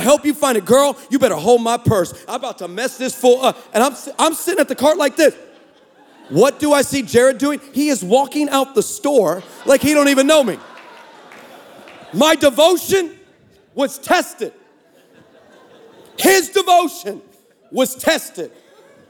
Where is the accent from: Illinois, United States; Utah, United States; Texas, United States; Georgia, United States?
Texas, United States; We're from Texas